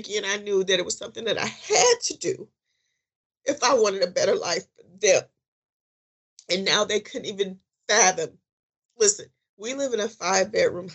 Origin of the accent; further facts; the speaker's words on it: Detroit, Michigan, United States; moved away as an adult; here I am from Detroit